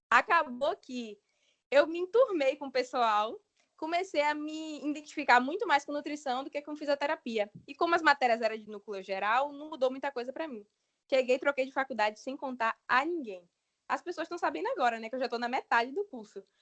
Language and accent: Portuguese; Santo Antônio de Jesus, Bahia, Brazil; moved away as an adult; also born or lived in Salvador / Feira de Santana; Eu sou de Santo Antônio.